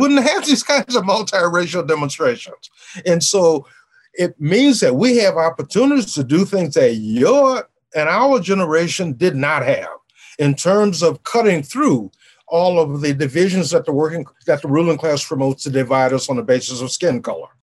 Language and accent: English; New Orleans, Louisiana, United States; moved away; I grew up in the world in New Orleans